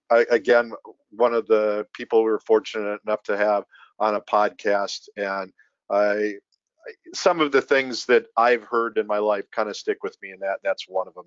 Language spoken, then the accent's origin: English; Minnesota, United States; another Minnesotan